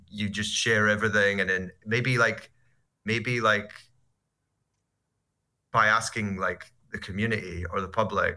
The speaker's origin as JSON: {"language": "English", "region": "Scotland", "country": "United Kingdom", "said": "I'm Scottish"}